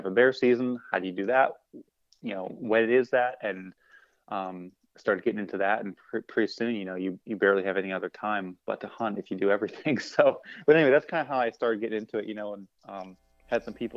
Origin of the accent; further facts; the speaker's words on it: Maine, United States; I'm born and raised in Maine